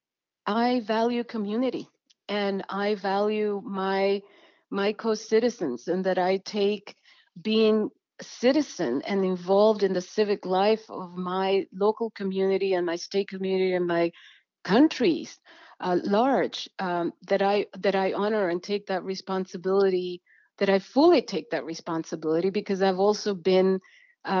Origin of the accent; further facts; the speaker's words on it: El Salvador; now in Washington, United States; I come from El Salvador